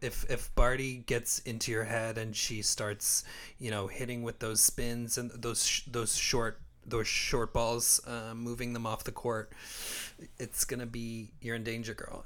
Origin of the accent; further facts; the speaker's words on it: Windsor, Ontario, Canada; now in Toronto, Canada; Windsor, my hometown